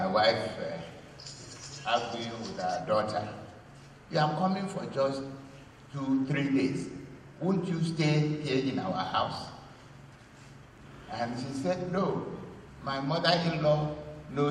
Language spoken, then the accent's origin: English; Cross River, Nigeria; now in Calabar, Nigeria; I am from Cross River State, but I was born in Ikorobasi, attended primary school where Professor Cindy comes from